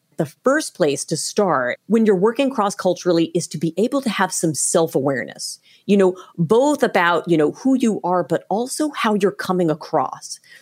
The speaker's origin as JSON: {"language": "English", "country": "United States", "said": "I'm an American"}